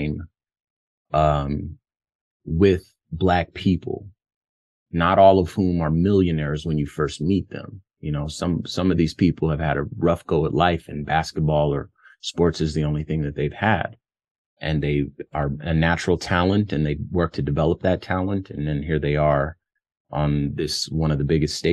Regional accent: United States; also born or lived in Los Angeles, California / Phoenix, Arizona; my own individual experience growing up in Los Angeles and Phoenix, Arizona

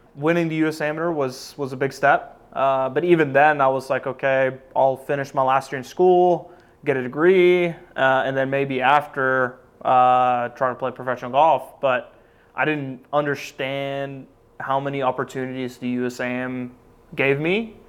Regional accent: Norway; moved away as an adult; also born or lived in Oklahoma; Growing up in Norway

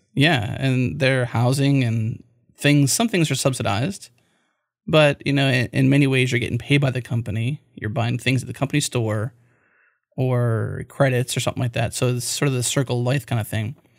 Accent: Pittsburgh, Pennsylvania, United States; My hometown where I grew up was a coal miner town. I grew up in Pennsylvania, Pittsburgh

